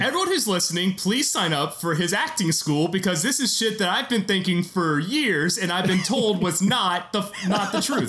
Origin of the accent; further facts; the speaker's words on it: Memphis, Tennessee, United States; also born or lived in Alabama; I'm from Memphis, Tennessee